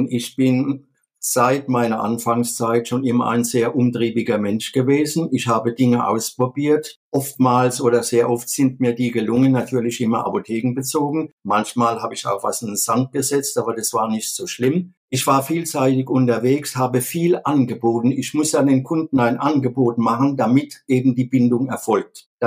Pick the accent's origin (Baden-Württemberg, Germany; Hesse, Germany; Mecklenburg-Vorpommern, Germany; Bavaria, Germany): Hesse, Germany; Viernheim; Ich komme aus Viernheim das liegt mitten in der wirtschaftsstarken Metropolregion Rhein-Neckar vor den Toren von Mannheim und auch in der Nähe von Heidelberg und Ludwigshafen.